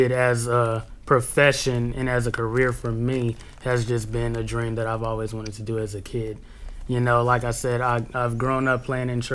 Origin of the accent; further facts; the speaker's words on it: San Antonio, Texas, United States; moved away as an adult; now in Seattle, United States; I'm from San Antonio